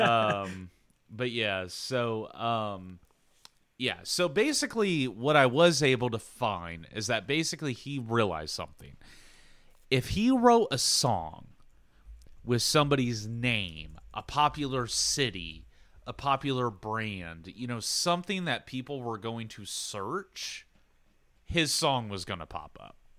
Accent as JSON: {"language": "English", "town": "Xenia", "region": "Ohio", "country": "United States", "tie": "born or raised there", "said": "I'm from Xenia, Ohio."}